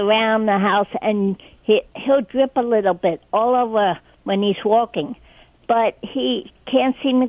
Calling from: West Reading, Pennsylvania, United States; West Reading, PA.

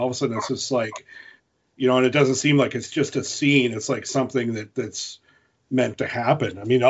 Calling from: North Dakota, United States; I'm up in North Dakota.

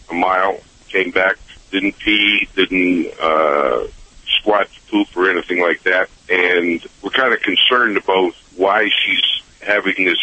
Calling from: Girard, Ohio, United States; Uh, I'm in Girard, Ohio.

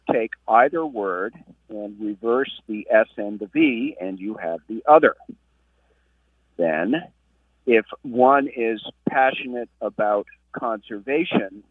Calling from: Barre, Vermont, United States; I am calling from Barry, Vermont

